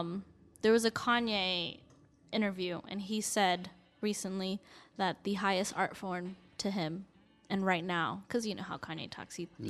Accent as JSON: {"language": "English", "town": "Burbank", "region": "California", "country": "United States", "tie": "born there", "said": "I was born in Burbank, California, baby."}